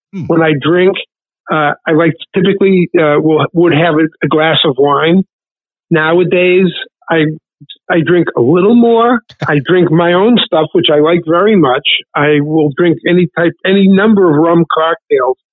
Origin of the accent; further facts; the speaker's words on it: Worcester, Massachusetts, United States; also born or lived in Washington, D.C.; I'm originally from Worcester, Massachusetts, in central Mass. I grew up here